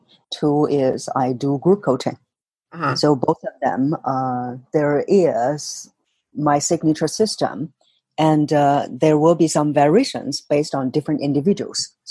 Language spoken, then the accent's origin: English; China; moved away as an adult; now in Singapore; I was born in China, and I was growing up there, and then moved to Singapore about 14 years ago